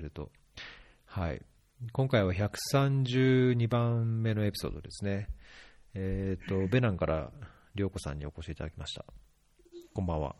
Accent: Kawaguchi, Saitama, Japan; moved away; 出身どこですかって聞かれて、埼玉です

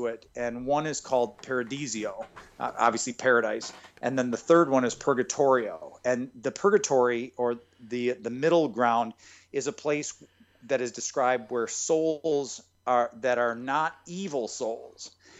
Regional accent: Michigan, United States; moved away; I'm from Michigan originally

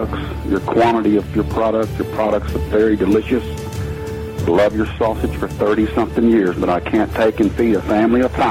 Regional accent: Texas, United States; I'm a Texas man

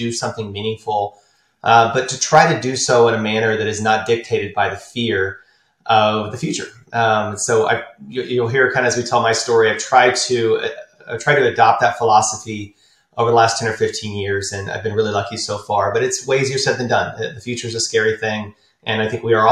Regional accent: Austin, Texas, United States; also born or lived in San Antonio, Texas / San Marcos, Texas; Born and raised in Austin, Texas, high school in San Antonio, college, a little town in between called San Marcos

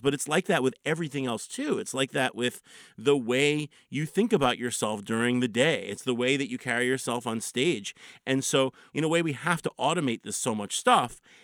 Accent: Philadelphia, Pennsylvania, United States; I grew up in Philly

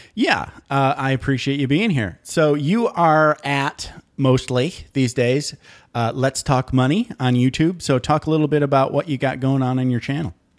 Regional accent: Michigan, United States; I grew up in Michigan

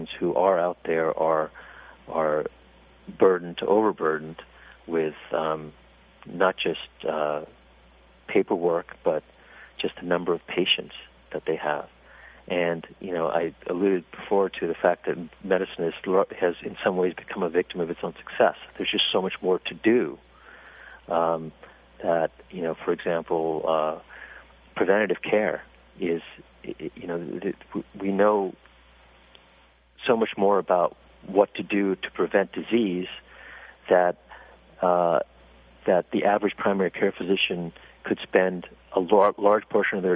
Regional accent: California, United States; When I was growing up in California

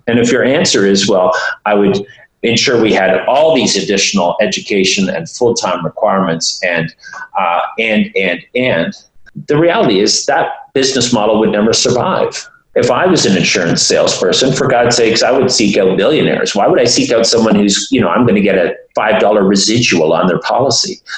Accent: Toronto, Ontario, Canada; my hometown here, Toronto

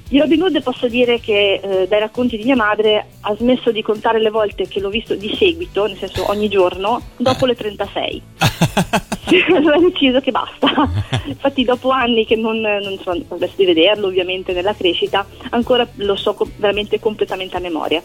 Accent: Milan, Lombardy, Italy; moved away as an adult; now in Silea, Italy; sono di origine milanese

